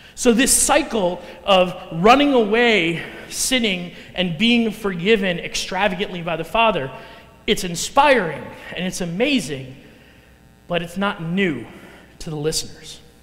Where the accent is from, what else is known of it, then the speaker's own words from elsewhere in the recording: Chicago, Illinois, United States; accent: Chicago; moved away as an adult; now in Council Bluffs, United States; I'm originally from the Chicago area